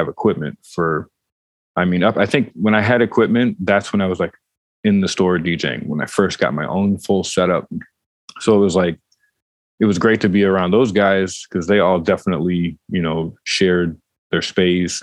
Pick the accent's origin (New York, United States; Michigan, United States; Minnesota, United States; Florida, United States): Michigan, United States; Detroit; I grew up in Detroit